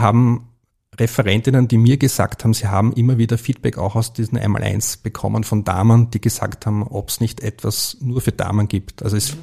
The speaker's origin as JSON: {"language": "German", "region": "Vienna", "country": "Austria", "tie": "born or raised there", "said": "ich bin im Börseviertel aufgewachsen"}